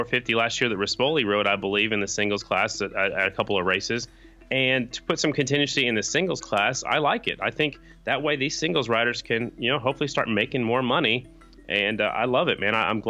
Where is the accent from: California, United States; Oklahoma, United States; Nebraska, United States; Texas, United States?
Oklahoma, United States; I'm from Oklahoma.